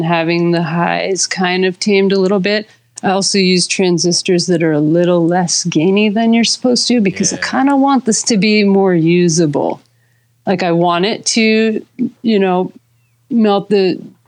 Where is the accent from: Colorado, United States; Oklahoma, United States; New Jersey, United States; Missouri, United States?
New Jersey, United States; I'm from Jersey, East Coast